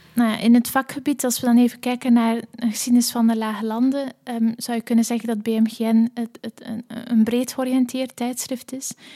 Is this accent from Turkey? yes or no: no; Belgium; moved away; also born or lived in Leuven / Netherlands; ook als Belg